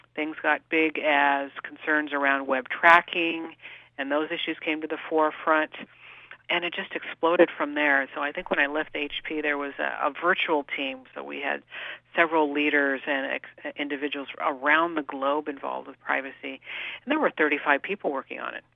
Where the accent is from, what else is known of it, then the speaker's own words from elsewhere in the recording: San Jose, California, United States; I was actually born and raised in Northern California, in the Bay Area, in San Jose. So I'm truly a local kid.